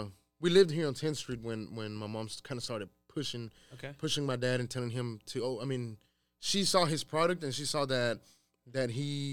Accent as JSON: {"language": "English", "town": "Waco", "region": "Texas", "country": "United States", "tie": "born or raised there", "also_born_or_lived": "San Luis Potosí, Mexico", "said": "So I grew up here in Waco, man. Okay, I grew up here in Waco. I grew up actually where we're at. This is where I grew up. I grew up here on 10th Street, 10th and Dutton."}